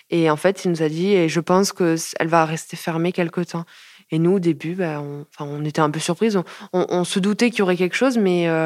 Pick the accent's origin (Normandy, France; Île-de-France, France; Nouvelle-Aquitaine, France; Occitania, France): Occitania, France; Montpellier; Je suis de Montpellier depuis toujours. Je suis née à Montpellier.